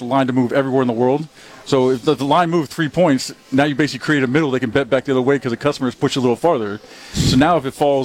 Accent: Miami, Florida, United States; also born or lived in Las Vegas, Nevada; now in Mississippi, United States; growing up in Miami and then being from Vegas for those 20 years

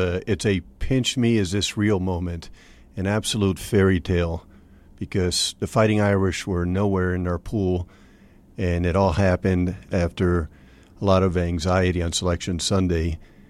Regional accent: Venezuela; moved away as an adult; also born or lived in Brazil / Mexico City, Mexico; now in United States; I grew up mostly in Latin America. I was raised in Venezuela and Brazil, Mexico City.

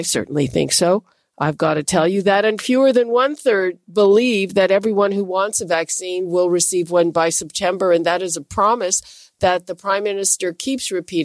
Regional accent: Montreal, Quebec, Canada; I'm from Montreal

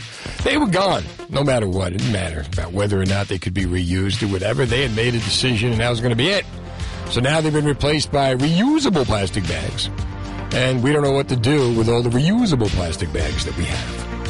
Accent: Ohio, United States; I'm from Ohio, right?

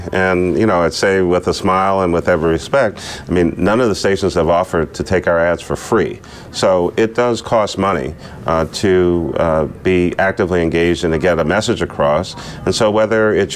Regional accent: Philadelphia, Pennsylvania, United States; I'm from Philadelphia.

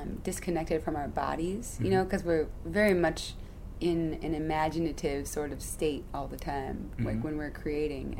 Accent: Chicago, Illinois, United States; born or raised there

